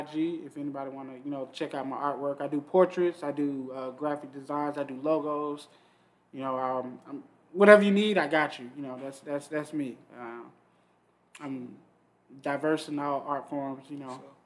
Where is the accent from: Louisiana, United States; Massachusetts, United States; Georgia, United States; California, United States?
Georgia, United States; Atlanta; growing up in Atlanta